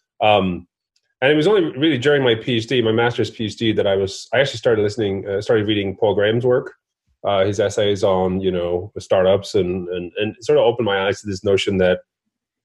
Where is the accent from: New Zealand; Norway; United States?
Norway; I grew up in Norway